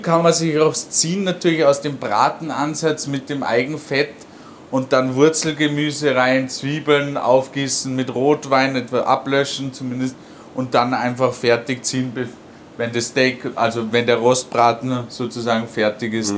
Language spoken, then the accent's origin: German; Lungau, Salzburg, Austria; bei uns im Lungau